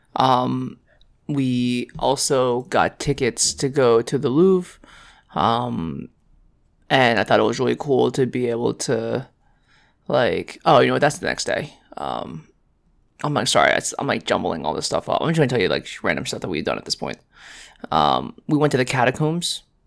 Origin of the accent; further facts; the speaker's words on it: New York City, New York, United States; we're from New York City